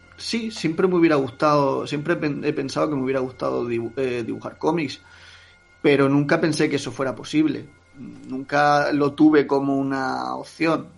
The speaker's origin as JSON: {"language": "Spanish", "town": "Jacarilla", "region": "Valencian Community", "country": "Spain", "tie": "born or raised there", "said": "Yo eh, nací en Jacarilla, he vivido hasta la adolescencia, bueno, hasta la que me fui a la universidad, he vivido siempre allí en Jacarilla"}